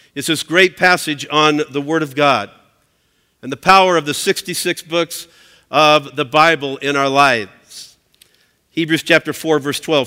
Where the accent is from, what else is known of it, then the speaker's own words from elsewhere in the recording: Southern California, United States; I'm, uh, I'm from Southern California